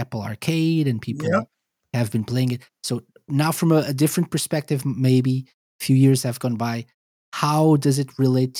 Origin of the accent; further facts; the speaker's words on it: Portugal; So I'm Portuguese